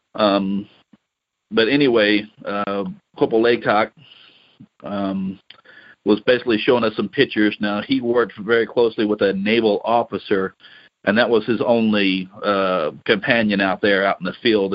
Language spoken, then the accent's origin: English; Louisiana, United States; I grew up in Louisiana